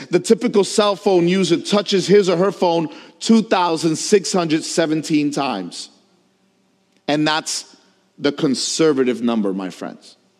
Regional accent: New York, United States; As a New Yorker

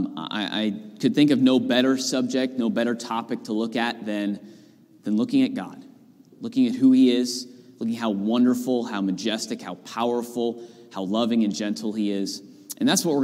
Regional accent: Northern California, United States; moved away as an adult; now in Pennsylvania, United States; grew up there in Northern California

